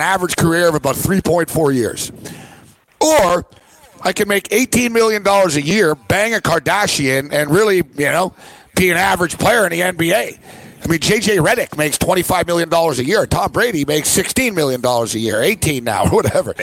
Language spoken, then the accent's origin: English; Canada; I'm Canadian